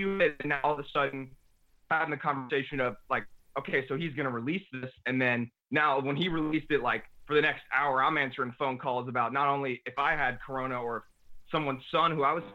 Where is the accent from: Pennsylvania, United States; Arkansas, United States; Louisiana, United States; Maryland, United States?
Louisiana, United States; New Orleans; also born or lived in New Jersey / Dallas; we moved to New Orleans when I was 5 years old, so like, I don't have many memories before New Orleans